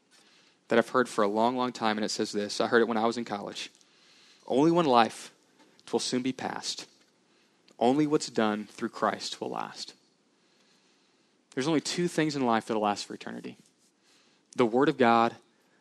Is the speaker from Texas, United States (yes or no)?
yes; Houston, Texas, United States; I grew up in the Houston area, so I love the Houston Rockets.